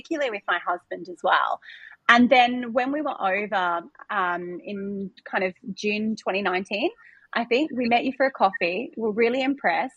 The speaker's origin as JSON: {"language": "English", "town": "Brisbane", "region": "Queensland", "country": "Australia", "tie": "born or raised there", "moved": "as an adult", "lives_now": "Dubai, United Arab Emirates", "said": "So I'm an Aussie girl. I grew up in Brisbane in Auchenflower"}